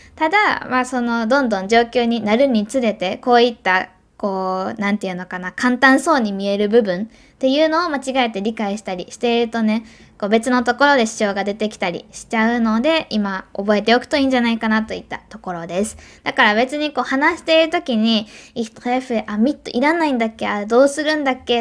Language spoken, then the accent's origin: Japanese; Kobe, Hyogo, Japan; 神戸でね生まれ育った私